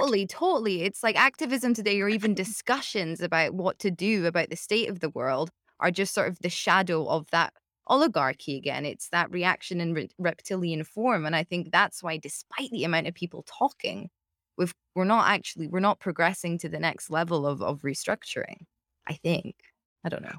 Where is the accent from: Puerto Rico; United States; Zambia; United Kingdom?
United Kingdom; as a Brit